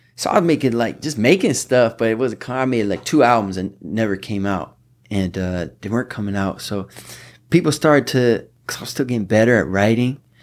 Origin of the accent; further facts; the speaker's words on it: Southfield, Michigan, United States; also born or lived in Detroit; I was born in Detroit. I grew up in a suburb that borders Detroit called Southfield, Michigan